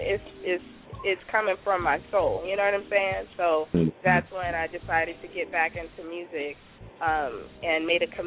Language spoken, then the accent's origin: English; California, United States; moved away; I'm from California